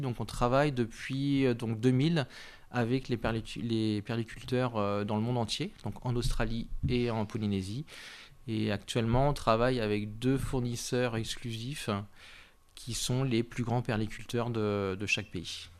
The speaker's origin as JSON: {"language": "French", "town": "Nantes", "region": "Pays de la Loire", "country": "France", "also_born_or_lived": "Paris / Nancy", "moved": "as an adult", "lives_now": "Saint-Étienne, France", "said": "on est originaire de Nantes"}